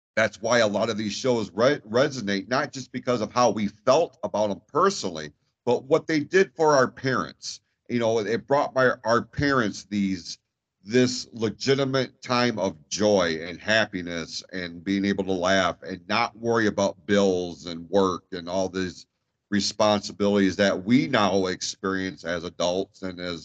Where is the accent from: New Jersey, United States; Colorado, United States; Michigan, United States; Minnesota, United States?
Michigan, United States; Like this state sucks weather-wise, but it's still my home state